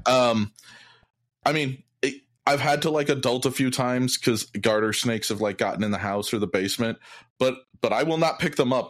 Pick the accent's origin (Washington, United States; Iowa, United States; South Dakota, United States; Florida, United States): Iowa, United States; Iowa City; I grew up in Iowa, near the University of Iowa